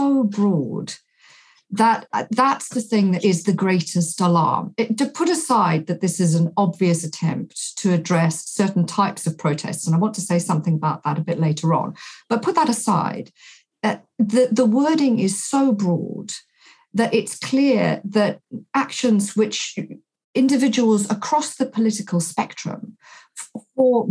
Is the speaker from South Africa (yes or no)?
yes; South Africa; now in United Kingdom; I grew up in South Africa in the apartheid state.